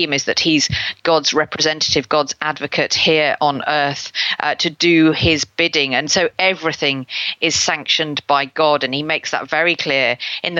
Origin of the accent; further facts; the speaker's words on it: Lincoln, East Midlands, United Kingdom; in Lincoln, and that's my hometown